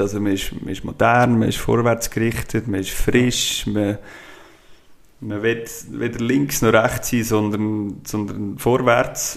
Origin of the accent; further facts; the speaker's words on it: Brunnen, Schwyz, Switzerland; also born or lived in Geneva / St. Gallen / Zurich / Thalwil; Brunnen aufgewachsen